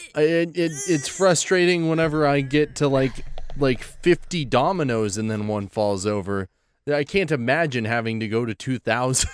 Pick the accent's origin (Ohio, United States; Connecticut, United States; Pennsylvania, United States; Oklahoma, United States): Oklahoma, United States; We're from Oklahoma